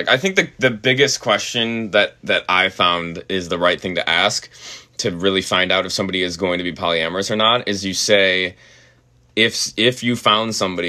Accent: Chicago, Illinois, United States; now in Los Angeles, United States; So we have the we're transplants, we're from Chicago, so we're gonna have trouble.

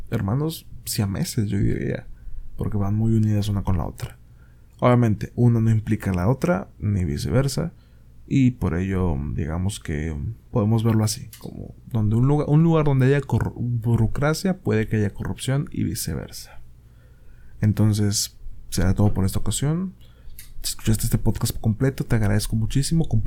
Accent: Mexico; Verga, soy mexicano, he ido al IMSS, y he tardado horas

